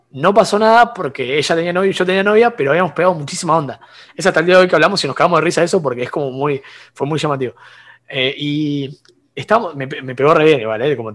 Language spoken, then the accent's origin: Spanish; San Bernardo, Buenos Aires Province, Argentina; de, pues la, costa, atlántica de San Bernardo.